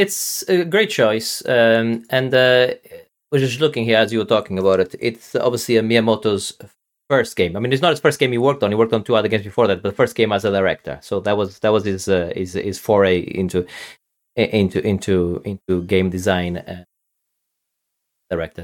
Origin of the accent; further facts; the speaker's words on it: Portugal; I'm from, from Portugal, which is obviously, uh, Western Europe